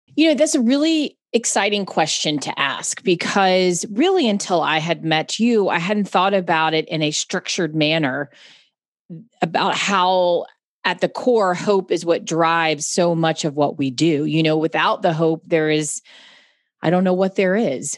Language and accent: English; Charlotte, North Carolina, United States; I'm from Charlotte, North Carolina